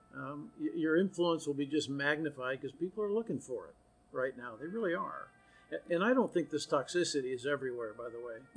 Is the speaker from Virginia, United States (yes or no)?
no; Austin, Texas, United States; now in College Station, United States; I'm from Austin, it's my hometown. I went to high school there